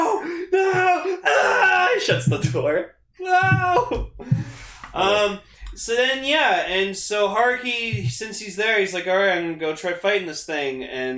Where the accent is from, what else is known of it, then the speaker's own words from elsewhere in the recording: Canada; I'm Canadian and that's how we say Z. We say Zed.